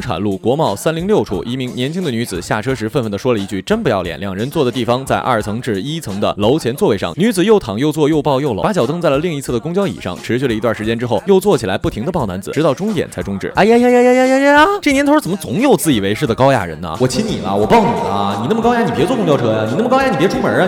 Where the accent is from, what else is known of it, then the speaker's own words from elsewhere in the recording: China; 我们中国人